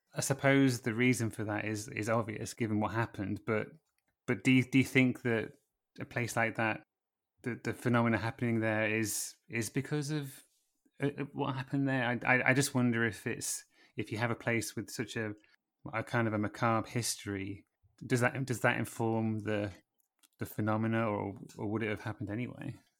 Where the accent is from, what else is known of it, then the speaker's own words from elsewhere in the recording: Lincolnshire, East Midlands, United Kingdom; I'm from Lincolnshire